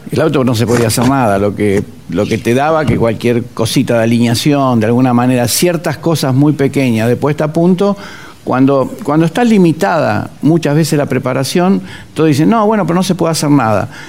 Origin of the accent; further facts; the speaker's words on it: Olivos, Buenos Aires Province, Argentina; Nací en, Vicente López, puntualmente en Olivos. Ahí, en ese lugar que era la casa de mis viejos